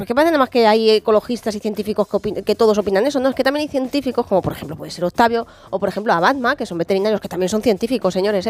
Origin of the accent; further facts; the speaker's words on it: San Sebastián de los Reyes, Community of Madrid, Spain; yo desde pequeñina los llevo viendo en la calle en mi pueblo, aquí en Sanse